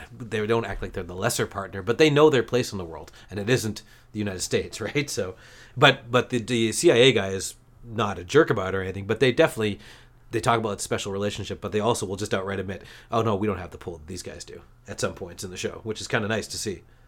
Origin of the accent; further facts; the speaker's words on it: Canada; as a Canadian